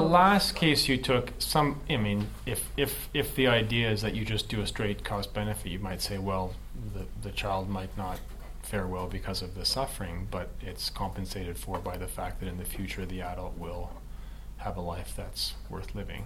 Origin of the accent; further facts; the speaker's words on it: Canada; I grew up in Canada